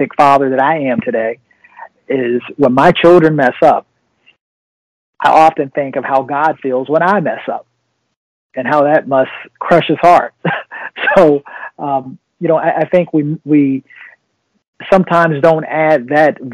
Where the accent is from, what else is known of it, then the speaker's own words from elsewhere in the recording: Virginia, United States; I'm from Virginia